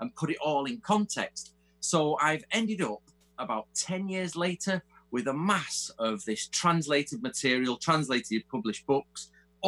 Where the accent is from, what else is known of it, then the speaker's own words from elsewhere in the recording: England, United Kingdom; also born or lived in Manchester; obviously I'm English